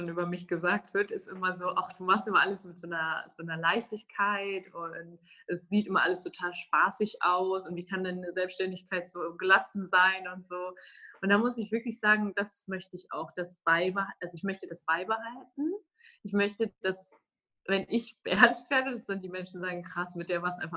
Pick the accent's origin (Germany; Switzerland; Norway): Germany; Düsseldorf, North Rhine-Westphalia; ich bin zum Beispiel in Düsseldorf zwar aufgewachsen, aber in einem kleinen Teil von Düsseldorf